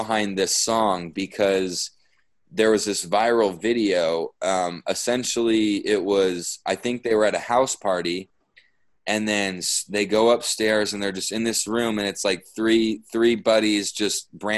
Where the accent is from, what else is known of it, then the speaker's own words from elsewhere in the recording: Houston, Texas, United States; now in Phoenix, United States; growing up in Houston, I had a lot of friends